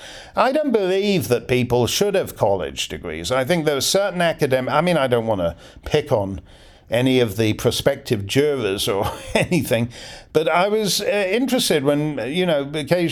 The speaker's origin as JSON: {"language": "English", "country": "Canada", "said": "I'm Canadian"}